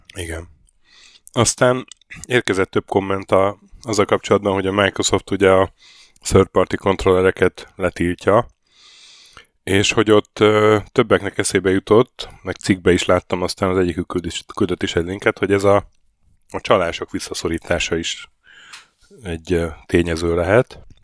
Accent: Hungary; moved away; jöttem haza egy hétre

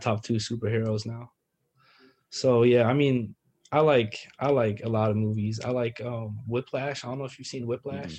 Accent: Paris, Île-de-France, France; moved away as an adult; also born or lived in Valenciennes; now in Maryland, United States; I'm from Paris

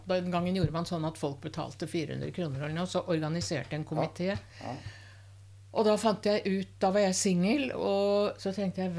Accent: Norway; jeg er kulturell jøde. Ja, kulturell jeg er norsk jøde. og kulturell jøde.

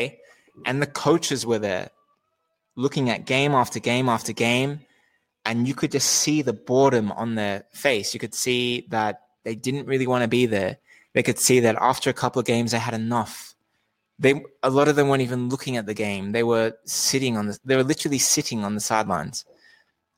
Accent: Australia; I'm Australian

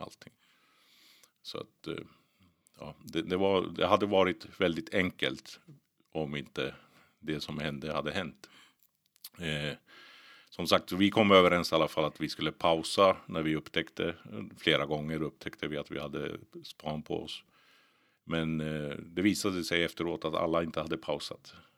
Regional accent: Botkyrka, Stockholm County, Sweden; also born or lived in Finland; Jag växte upp i Botkyrka, eh, Norsborg, norra delarna där

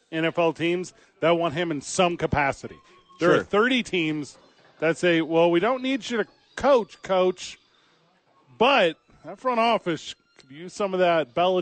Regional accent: St. Louis, Missouri, United States; moved away; I'm from St. Louis, Missouri.

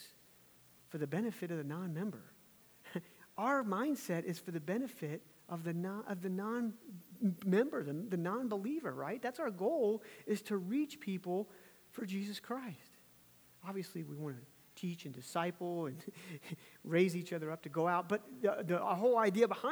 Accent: Virginia, United States; my home state of Virginia

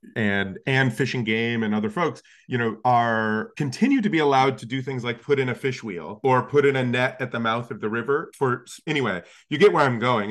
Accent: Alaska, United States; I grew up in Alaska

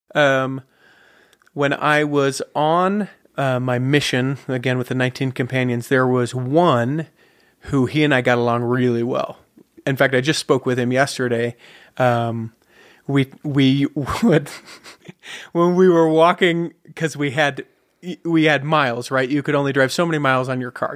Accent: Salt Lake City, Utah, United States; Born and raised Salt Lake City

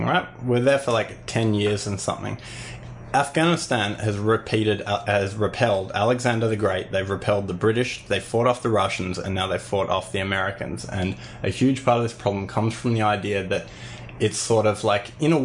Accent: Willoughby, New South Wales, Australia; near where I grew up in Willoughby

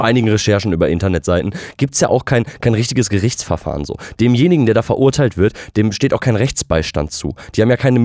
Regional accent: West Germany, Germany; hier im Westen, wo wir dann auch groß

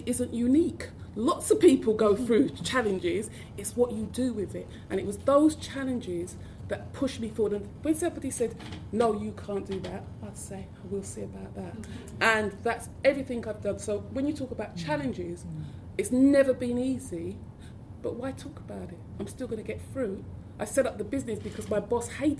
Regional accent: London, United Kingdom; I didn't speak posh enough because I was from South London

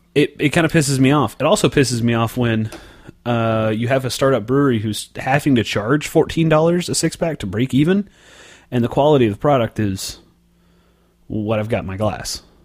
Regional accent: Oklahoma, United States; the state representative in my hometown uh, went on Channel Nine in Oklahoma City yesterday

